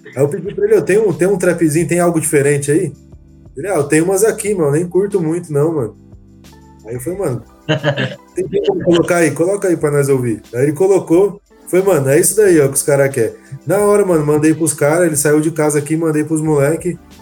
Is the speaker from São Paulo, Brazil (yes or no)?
yes; São José dos Campos, São Paulo, Brazil; Eu sou de São José também